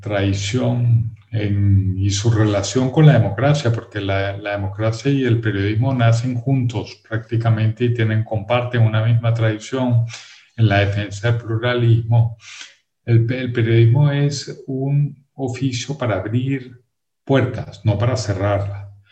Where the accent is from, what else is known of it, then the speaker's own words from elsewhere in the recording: Venezuela; yo soy venezolano